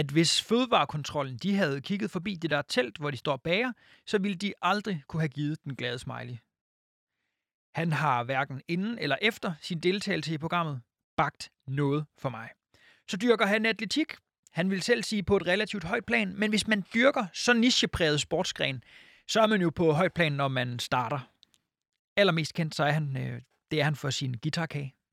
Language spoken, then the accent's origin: Danish; Jutland, Denmark; Vi andre, vi er bare fra Jylland.